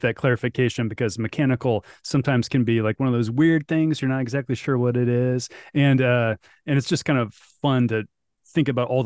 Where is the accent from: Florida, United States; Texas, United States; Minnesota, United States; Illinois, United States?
Illinois, United States; I'm from Illinois